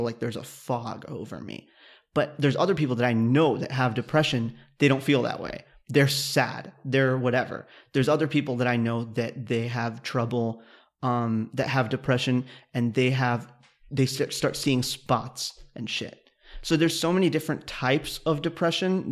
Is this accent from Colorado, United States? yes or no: no; Kansas, United States; moved away; I grew up in Kansas, so the seasons in Kansas are severe